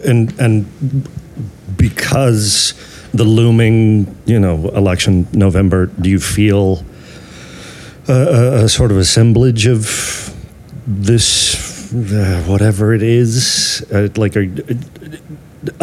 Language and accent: English; Texas, United States; I grew up in Texas, so put this in Texas. This is a small town in Texas.